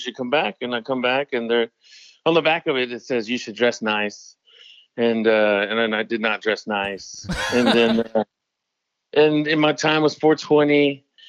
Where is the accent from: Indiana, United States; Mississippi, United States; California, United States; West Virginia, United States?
Mississippi, United States; now in Los Angeles, United States; I'm from Mississippi